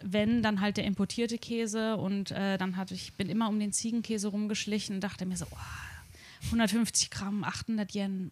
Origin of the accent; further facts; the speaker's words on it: Darmstadt, Hesse, Germany; now in Tokyo, Japan; ich komme aus Darmstadt